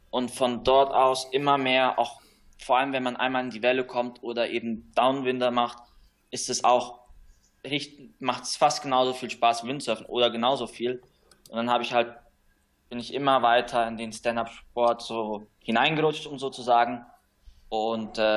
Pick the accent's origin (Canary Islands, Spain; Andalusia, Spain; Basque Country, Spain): Canary Islands, Spain; Ich bin hier auf Gran Canaria aufgewachsen und auch hier geboren meine Eltern sind vor ungefähr 25 Jahren hier ausgewandert, um eine Surfschule zu, zu leiten.